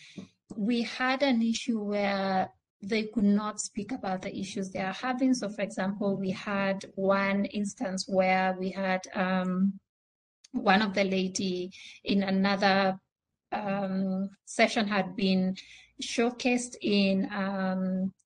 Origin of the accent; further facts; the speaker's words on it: Kenya; first language Swahili; English is a second language; I come from a country where we are trilingual. So I speak Swahili, my native language, and English.